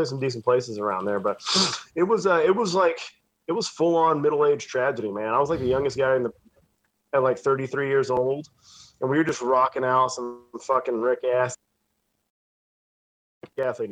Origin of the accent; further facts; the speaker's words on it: Dallas, Texas, United States; also born or lived in California / Florida / Cleveland, Ohio; No, I was born in Texas, born and raised in Texas